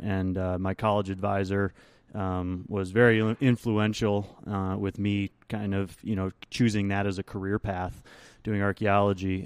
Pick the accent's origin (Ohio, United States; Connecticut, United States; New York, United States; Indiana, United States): New York, United States; Rochester; moved away; I actually went back to my hometown of Rochester, New York